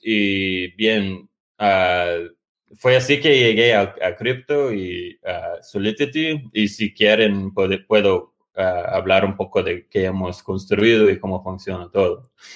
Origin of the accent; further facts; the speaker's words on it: United States; moved away; also born or lived in Latin America / Porto Alegre; pero sí soy, soy como dicen los mexicanos, soy gringo